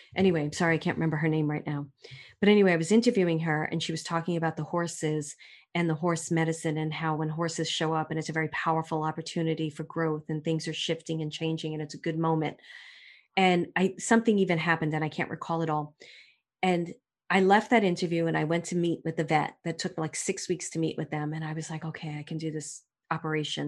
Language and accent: English; New York City, New York, United States; moved away; I'm from Brooklyn